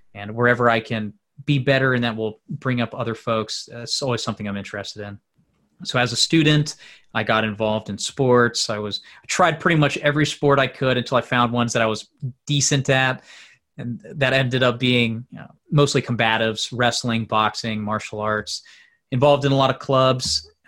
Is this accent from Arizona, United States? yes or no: no; LaGrange, Georgia, United States; So eventually we came to LaGrange, Georgia, my hometown, in the western part of the state. Great small town, a diverse group of folks. And I attended fifth grade onwards there.